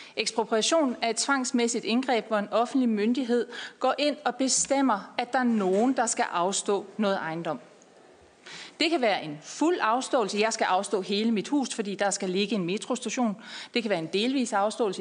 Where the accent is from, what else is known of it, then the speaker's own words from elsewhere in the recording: Denmark; jeg er fra Jylland